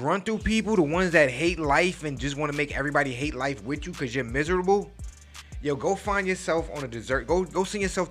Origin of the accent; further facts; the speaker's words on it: New York, United States; I'm from New York. All right? I'm from the town where we talk big shit